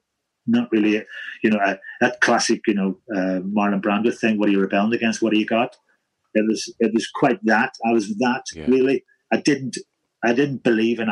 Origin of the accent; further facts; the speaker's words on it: Holywood, Northern Ireland, United Kingdom; moved away; Knocknagonny, Redburn, White City, and I'm from Redburn.